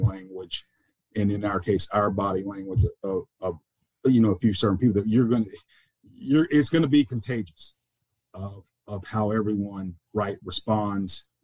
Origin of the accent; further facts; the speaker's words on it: the South, United States; moved away; growing up in the South, we're probably naturally humble